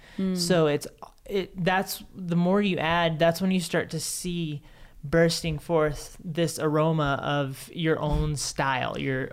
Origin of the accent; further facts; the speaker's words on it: South Carolina, United States; I'm from South Carolina.